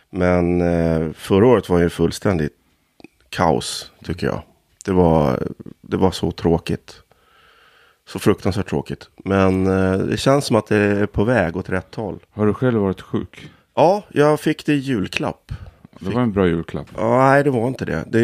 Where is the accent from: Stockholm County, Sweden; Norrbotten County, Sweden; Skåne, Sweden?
Stockholm County, Sweden; Stockholm; born there; also born or lived in Härjedalen / Ångermanland; jag är född i Kärrtorp, men känslan av uppväxtheten är ju i Norrland.